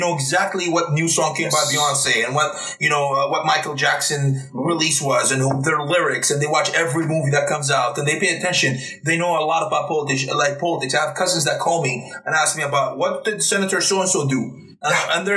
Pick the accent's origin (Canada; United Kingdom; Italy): Italy; moved away as an adult; also born or lived in Austria; now in United States; I was born in Austria. I lived in Italy. I graduated high school in Italy. I moved here in 2009.